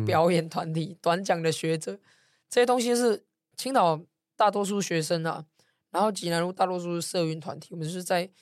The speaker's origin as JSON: {"language": "Chinese", "region": "Taipei", "country": "Taiwan", "tie": "born or raised there", "said": "我在文山区出生长大，然后又在这边选过立委"}